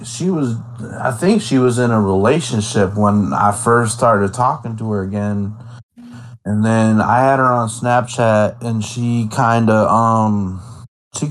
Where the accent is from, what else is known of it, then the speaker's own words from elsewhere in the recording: Midwest, United States; accent: country; I'm from the Midwest